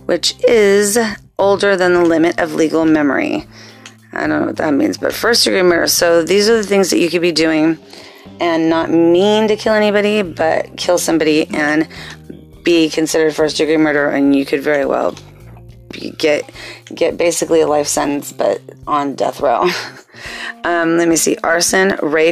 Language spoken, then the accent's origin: English; Torrance, California, United States; growing up in Torrance, which is a city located in a part of Los Angeles County known as the South Bay